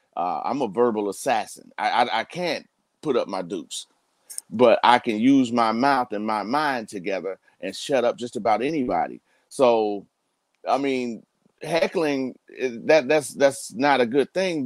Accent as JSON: {"language": "English", "country": "United States", "said": "we as African American men"}